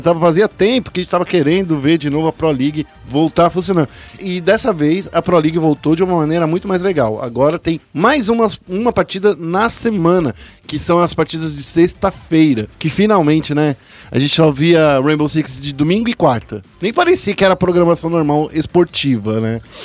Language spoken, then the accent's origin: Portuguese; Brazil; a gente é brasileiro